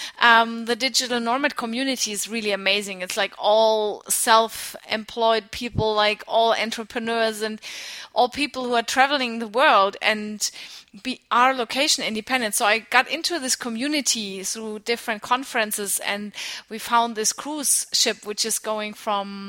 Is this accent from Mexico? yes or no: no; Nuremberg, Bavaria, Germany; moved away as an adult; also born or lived in United States / Australia; outside of Nuremberg, where I grew up in Germany